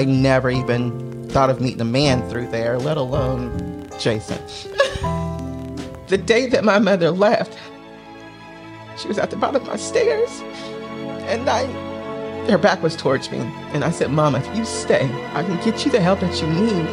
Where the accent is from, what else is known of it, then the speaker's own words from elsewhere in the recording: Oklahoma, United States; moved away as an adult; now in Maryland, United States; I'm originally from Oklahoma